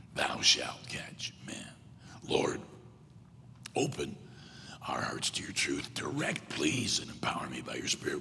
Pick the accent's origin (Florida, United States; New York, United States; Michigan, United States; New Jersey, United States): Michigan, United States; moved away; also born or lived in South Carolina; I was born in South Carolina. Grew up mostly in Michigan, graduated high school and college in South Carolina